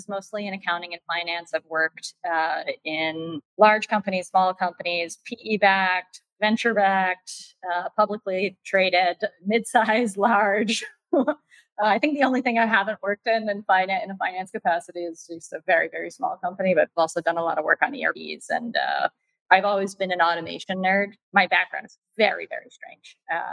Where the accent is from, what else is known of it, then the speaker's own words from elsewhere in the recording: New York City, New York, United States; New York City